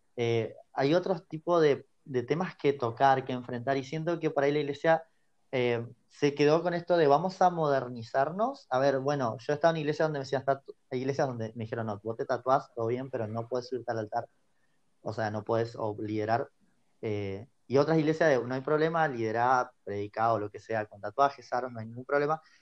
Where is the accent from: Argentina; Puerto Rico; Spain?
Argentina; also born or lived in Pico Truncado, Santa Cruz; soy acá Argentina, precisamente ahora estoy en la parte sur, en, la, ciudad de Pico Truncado, acá en Santa Cruz.